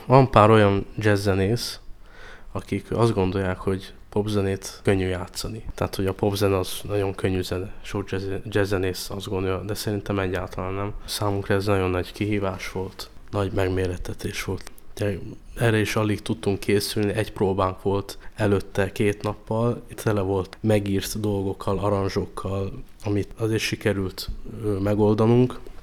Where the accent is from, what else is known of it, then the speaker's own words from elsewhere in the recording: Budapest, Hungary; én meg a Szigony utcában nőttem fel